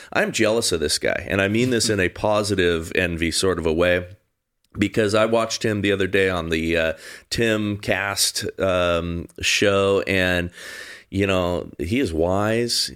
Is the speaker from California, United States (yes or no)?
yes; Southern California, United States; I grew up here in Southern California